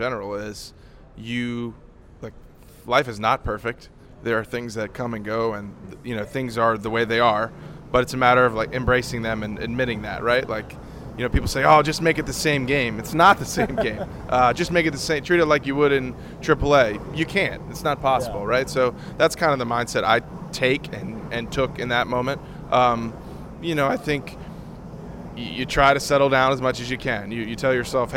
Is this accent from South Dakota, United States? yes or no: no; New Orleans, Louisiana, United States; now in Nashville, United States; I grew up in New Orleans